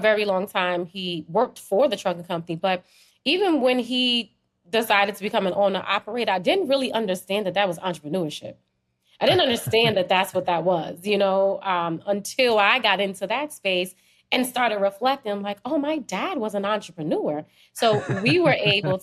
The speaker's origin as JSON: {"language": "English", "region": "New Jersey", "country": "United States", "tie": "born or raised there", "also_born_or_lived": "Trinidad", "said": "I was born in Trinidad and I came up here when I was a baby. I came to New Jersey when I was a baby"}